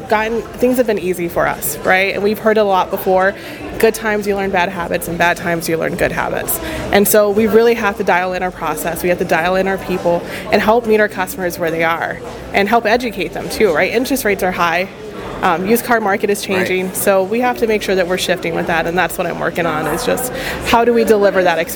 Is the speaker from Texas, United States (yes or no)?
yes; Texas, United States; So I'm from Texas, right? We're in my home state of Texas, accepting 40 under 40. My hometown is 5 hours away.